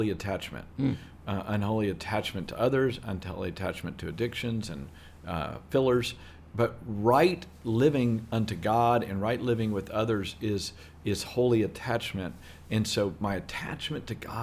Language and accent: English; Southeast Texas, United States; accent: Southeast Texas vernacular; This is Southeast Texas vernacular